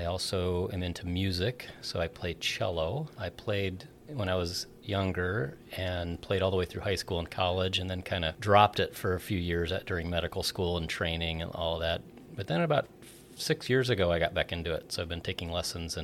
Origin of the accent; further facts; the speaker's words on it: Sioux Falls, South Dakota, United States; now in Omaha, United States; originally, I grew up in Sioux Falls, South Dakota, so not too far from here